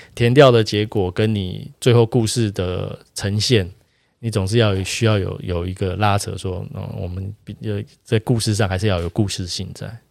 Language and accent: Chinese; Taiwan; 我们台湾人自己